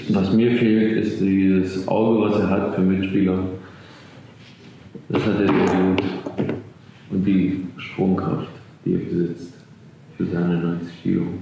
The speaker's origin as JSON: {"language": "German", "region": "Thuringia", "country": "Germany", "tie": "born or raised there", "also_born_or_lived": "Eschwege", "said": "Hessen, Thüringen und bin in Eschwege im Westen geboren"}